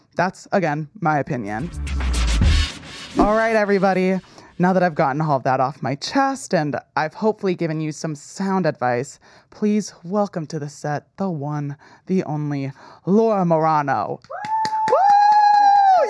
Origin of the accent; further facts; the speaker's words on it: New Jersey, United States; I grew up in New Jersey where it was, like, very liberal